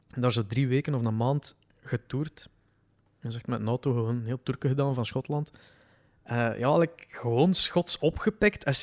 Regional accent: West Flanders coast, Belgium; accent: West Flemish; Ik ben dus van de kust.

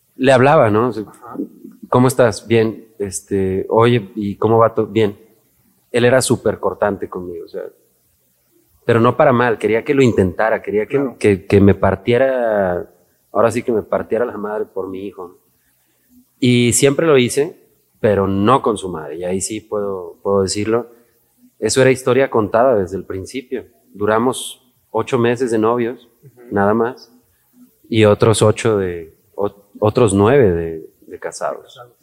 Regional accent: Aguascalientes, Mexico; moved away as an adult; also born or lived in Mexico City; yo me fui muy chavo de Aguascalientes, me fui a los 19 años

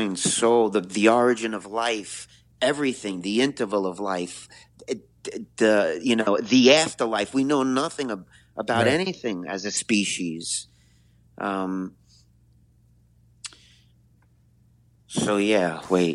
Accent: New York City, New York, United States; I'm a New Yorker, so I'm grateful out of billions of people that I was born in this city

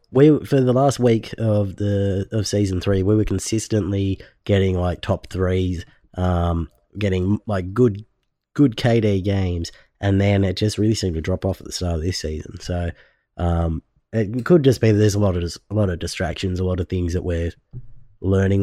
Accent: Australia; I'm from Australia

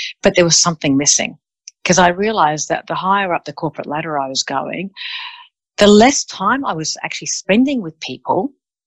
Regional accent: Australia; also born or lived in Melbourne, Australia / Sydney, Australia; I'm from Australia. I decided to move from Melbourne to Sydney

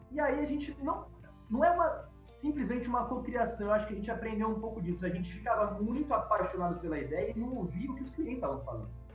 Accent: Itajubá, Minas Gerais, Brazil; now in São Paulo, Brazil; Itajubá cidade onde eu nasci

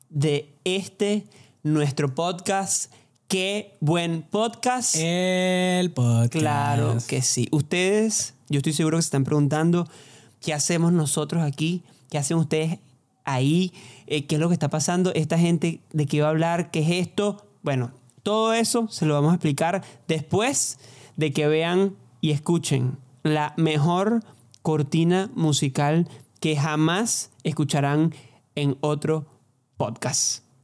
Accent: Barquisimeto, Lara, Venezuela; yo soy de Barquisimeto, cantante, cantautor, que dicen.

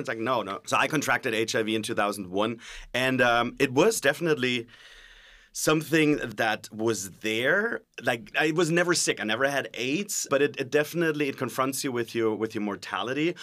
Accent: Germany; English is a second language; now in California, United States; I'm originally from Germany, so excuse the sometimes when I sound a little bit like the ex-governator.

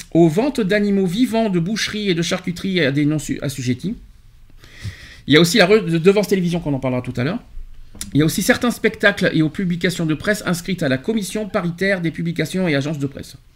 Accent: France; chez nous en France

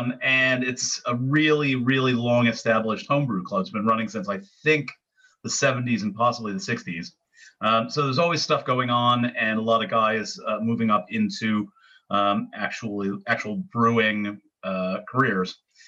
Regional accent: upstate New York, United States; moved away as an adult; also born or lived in Syracuse; now in London, United Kingdom; I'm from New York, upstate.

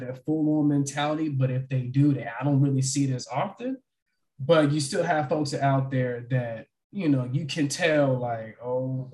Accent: Texas, United States; I'm born and raised in Texas

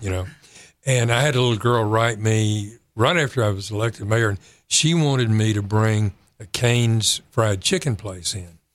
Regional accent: San Angelo, Texas, United States; moved away as an adult; also born or lived in Waco, Texas / Fort Worth, Texas / Louisville, Kentucky; now in Kerrville, United States; I grew up in San Angelo

